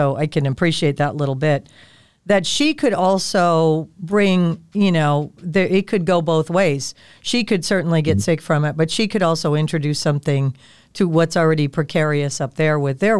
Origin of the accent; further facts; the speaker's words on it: Rhode Island, United States; born there; now in Florida, United States; I was born in Rhode Island. I live in Florida now.